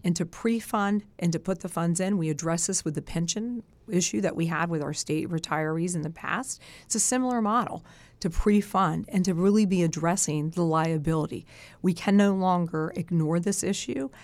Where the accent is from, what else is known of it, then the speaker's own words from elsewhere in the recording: Sussex County, Delaware, United States; I was raised in Sussex.